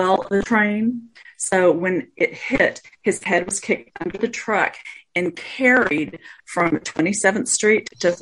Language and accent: English; Roswell, New Mexico, United States; I was born in Roswell